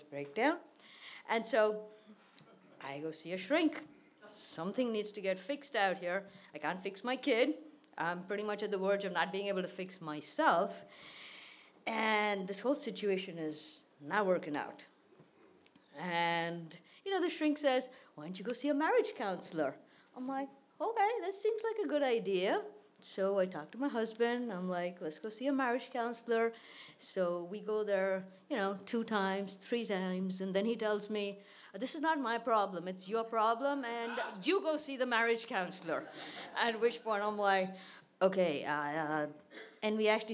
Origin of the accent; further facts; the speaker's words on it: India; moved away; my childhood, my life in India